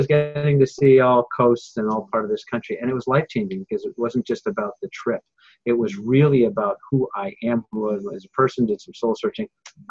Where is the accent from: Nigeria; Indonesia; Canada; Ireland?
Canada; Montreal, Quebec; I'm from originally from Montreal. That's where the Mecca is in my head, but that's okay.